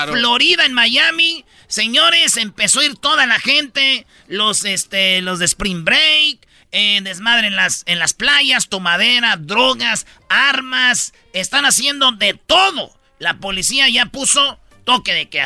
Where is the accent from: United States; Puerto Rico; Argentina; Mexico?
Mexico; los mexicanos